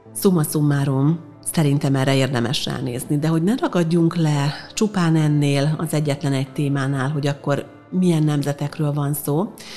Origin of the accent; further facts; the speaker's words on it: Hungary; én egyébként magyar vagyok.